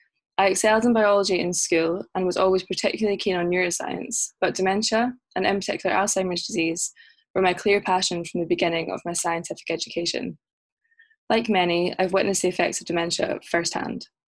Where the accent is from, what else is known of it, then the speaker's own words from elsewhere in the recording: Loch Lomond, Scotland, United Kingdom; moved away as an adult; also born or lived in Glasgow, Scotland; now in London, United Kingdom; I'm originally from Loch Lomond, less than 1 hour outside of Glasgow, in Scotland.